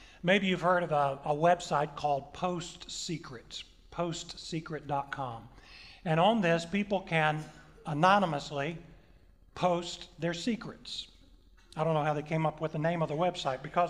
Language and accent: English; the South, United States; I'm from the South